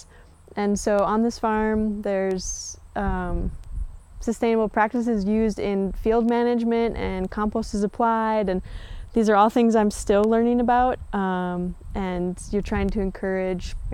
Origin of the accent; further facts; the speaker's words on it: Mankato, Minnesota, United States; also born or lived in Litchfield, Minnesota / Morris, Minnesota; I'm originally from Mankato, Minnesota. I've got a big family there